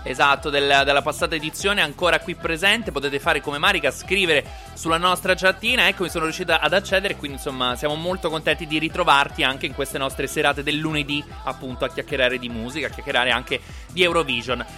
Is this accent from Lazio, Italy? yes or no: yes; Rome, Lazio, Italy